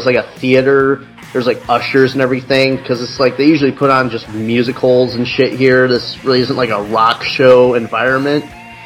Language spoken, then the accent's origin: English; Chicago, Illinois, United States; now in Goshen, United States; I'm originally from Chicago, but I mean, I lived in the suburbs.